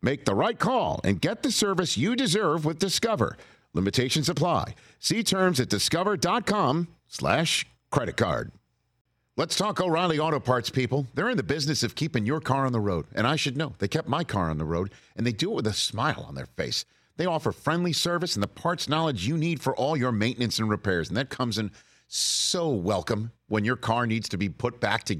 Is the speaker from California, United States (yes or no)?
no; New York, United States; I'm a New Yorker